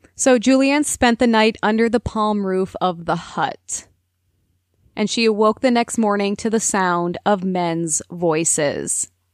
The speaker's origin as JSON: {"language": "English", "region": "Minnesota", "country": "United States", "said": "being a Minnesotan"}